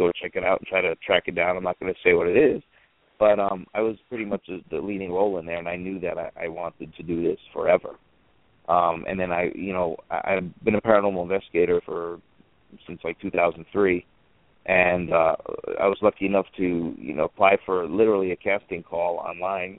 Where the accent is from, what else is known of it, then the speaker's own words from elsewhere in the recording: New York, United States; I'm from New York